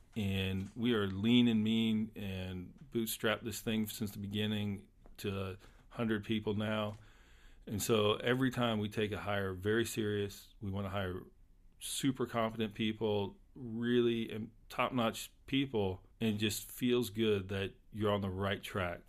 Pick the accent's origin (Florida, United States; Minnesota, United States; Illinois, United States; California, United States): Florida, United States; Polk County; I grew up in Polk County when the citrus industry was still around